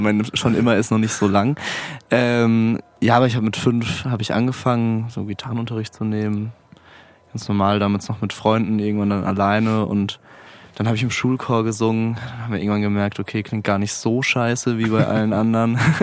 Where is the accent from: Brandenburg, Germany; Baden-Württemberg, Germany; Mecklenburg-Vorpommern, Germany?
Baden-Württemberg, Germany; Mannheim; moved away as an adult; now in Frankfurt, Germany; ich komme aus Mannheim eigentlich